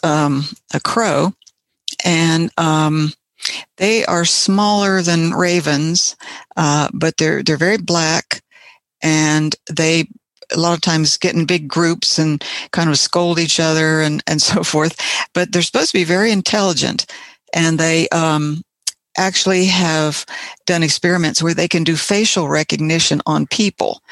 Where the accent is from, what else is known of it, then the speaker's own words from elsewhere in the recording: Ohio, United States; moved away; also born or lived in West Virginia; I I grew up in Ohio and we had some Bob White there